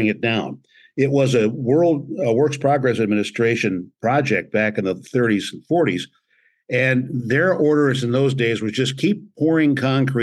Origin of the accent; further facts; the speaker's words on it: Galesburg, Illinois, United States; my hometown in Galesburg, Illinois.